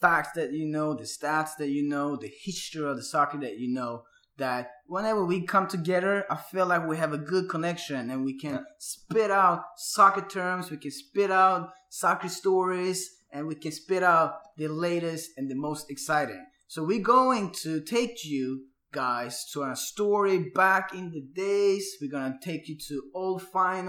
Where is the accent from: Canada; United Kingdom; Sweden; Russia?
Sweden; now in Atlanta, United States; Where I live here now in Atlanta, USA, from my background, from being born and raised in Sweden, and my parents are from Turkey